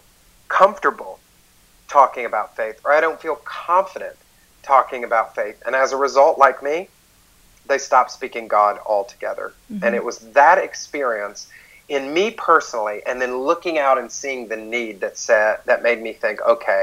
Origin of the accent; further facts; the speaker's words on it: outside of Atlanta, Georgia, United States; moved away as an adult; now in New York City, United States; I used to live outside of Atlanta, and I, you know, was raised there all my life.